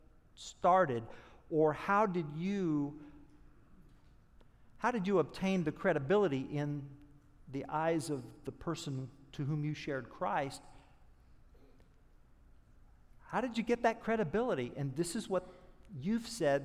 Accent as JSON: {"language": "English", "region": "Oklahoma", "country": "United States", "said": "I'm from Oklahoma"}